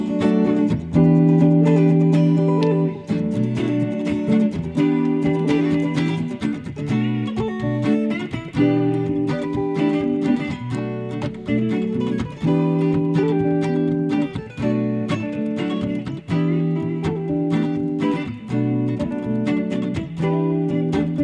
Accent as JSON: {"language": "English", "town": "Philadelphia", "region": "Pennsylvania", "country": "United States", "said": "Philly over here too"}